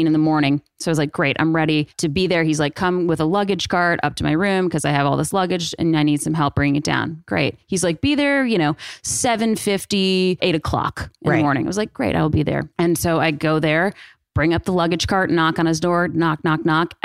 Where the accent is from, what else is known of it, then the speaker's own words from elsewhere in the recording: Atlanta, Georgia, United States; moved away as an adult; growing up, born and raised in Atlanta